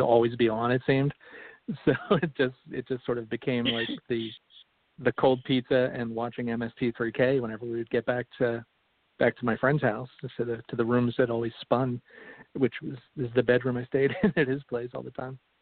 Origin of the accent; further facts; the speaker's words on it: Philadelphia, Pennsylvania, United States; now in Atlanta, United States; I was born and raised in uh, Philadelphia